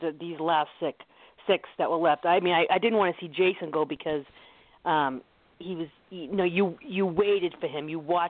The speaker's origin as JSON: {"language": "English", "town": "Boston", "region": "Massachusetts", "country": "United States", "said": "I'm from the Boston area. We come from a state of champions"}